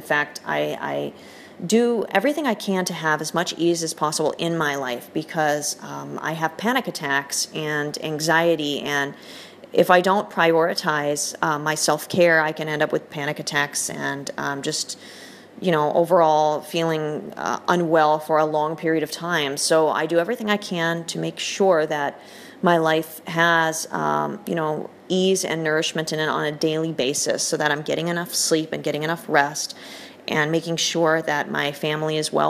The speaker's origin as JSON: {"language": "English", "country": "United Kingdom", "said": "because I am also British, despite my accent, and I still spell things with a U"}